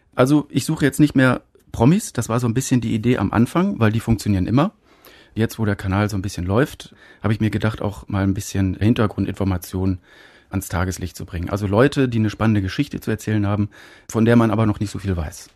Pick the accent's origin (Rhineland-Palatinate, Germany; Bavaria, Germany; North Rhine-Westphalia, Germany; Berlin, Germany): North Rhine-Westphalia, Germany; Münster; moved away as an adult; also born or lived in Munich; weil ich als Filmemacher von München zurück in meine Heimatstadt Münster gezogen bin